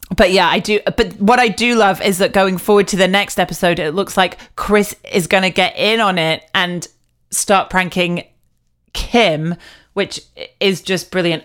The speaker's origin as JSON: {"language": "English", "country": "United Kingdom", "said": "me being quite British"}